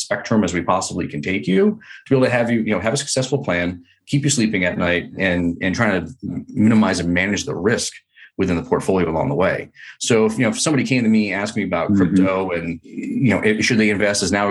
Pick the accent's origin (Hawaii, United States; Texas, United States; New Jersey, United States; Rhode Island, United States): Rhode Island, United States; moved away as an adult; now in California, United States; I grew up in Rhode Island in a tiny little town there.